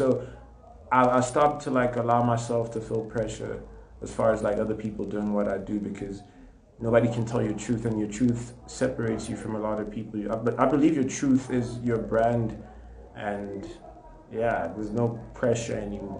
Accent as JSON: {"language": "English", "town": "Katlehong", "region": "Gauteng", "country": "South Africa", "said": "I'm from Katlehong"}